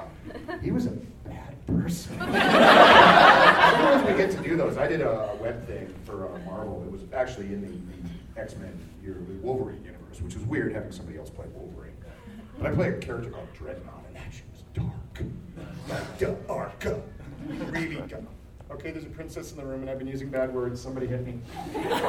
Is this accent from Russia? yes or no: no; Canada; as a Canadian, spent plenty of time in northern Alberta